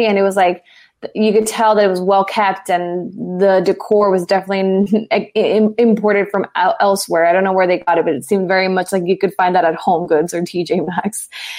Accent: Miami, Florida, United States; I grew up in Miami.

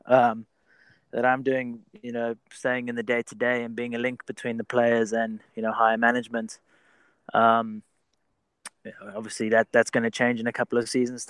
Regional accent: South Africa; moved away as an adult; also born or lived in England; now in United States; my parents are both British. I was schooled back in South Africa

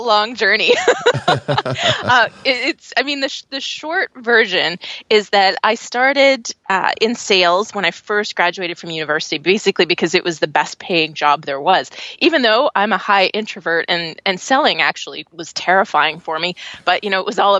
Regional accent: Canada; accent: Canadian; I'm Canadian, so you'll probably hear it when I say words like process and progress. Then you'll go, oh yeah, she's a Canadian.

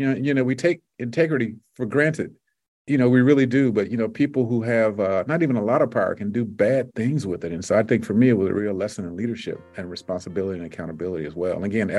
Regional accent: Deep South, United States; You know, I'm from the Deep South, which means you can cut grass for 11 months out of the year.

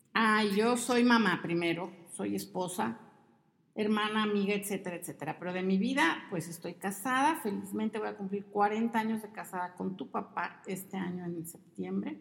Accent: Mexico City, Mexico; moved away as an adult; also born or lived in Veracruz / Monterrey; Y nos fuimos a vivir a la Ciudad de México, ahí crecí

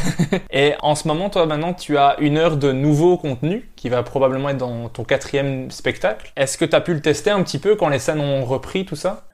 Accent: Belgium

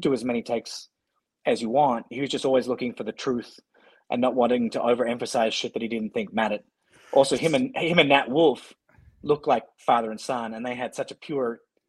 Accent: Australia; also born or lived in Scotland (heritage); now in Montana, United States; I'm Australian.

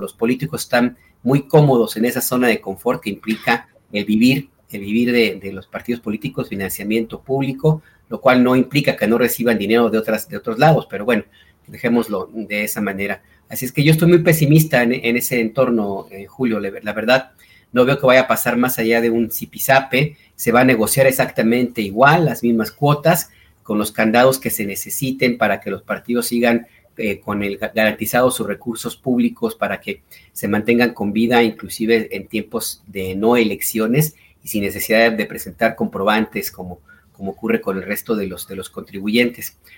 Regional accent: Guadalajara, Jalisco, Mexico; moved away

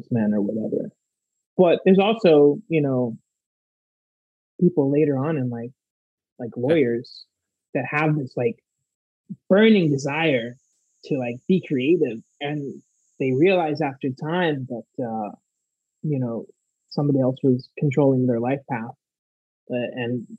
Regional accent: South Florida, United States; I was born and raised in South Florida

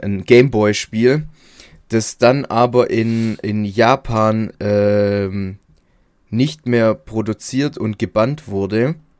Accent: Baden-Württemberg, Germany; Bei uns in Baden-Württemberg

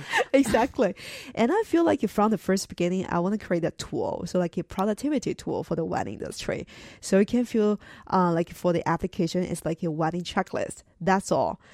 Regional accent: China; moved away; I'm originally from China

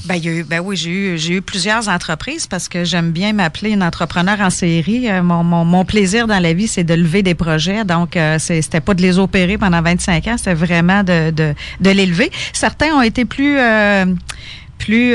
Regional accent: Quebec, Canada; also born or lived in Ontario; je suis québécoise, je suis québécoise

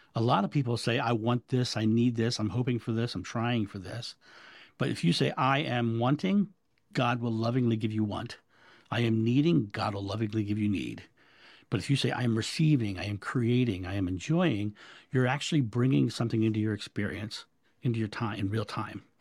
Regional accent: United States; I'm American.

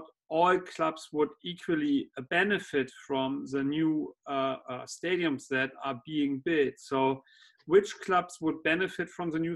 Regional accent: Germany; moved away as an adult; now in Qatar; from growing up in Germany

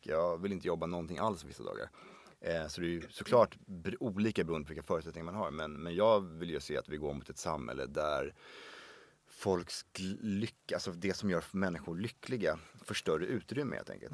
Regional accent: Sweden; jag är ju som sagt född och uppvuxen i Sverige

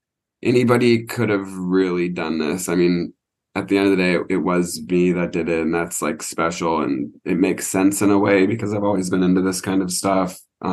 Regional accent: Portland, Oregon, United States; I'm from Portland, Oregon. So we're the land of the serial killer up there in the Pacific Northwest.

